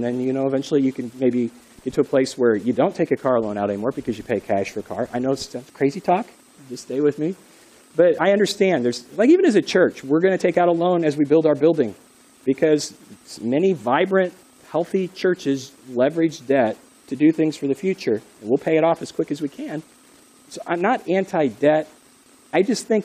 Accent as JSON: {"language": "English", "country": "United States", "said": "You and me, Americans"}